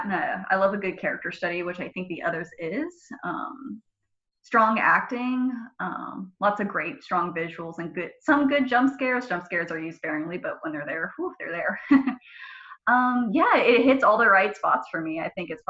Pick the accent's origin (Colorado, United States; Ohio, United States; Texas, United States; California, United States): California, United States; Sacramento; also born or lived in Chico; I was born in Sacramento, and I've lived in the Sacramento area pretty much my whole life